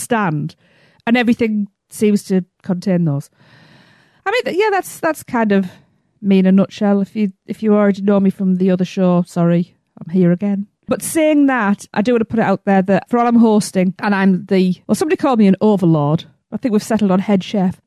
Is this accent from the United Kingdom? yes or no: yes; England, United Kingdom; I'm from England.